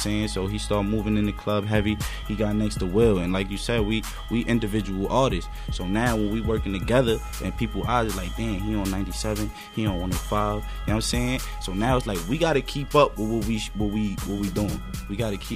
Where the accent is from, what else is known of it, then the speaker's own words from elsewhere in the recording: Roosevelt, New York, United States; We from Long Island. He from Hempstead. I'm from Roosevelt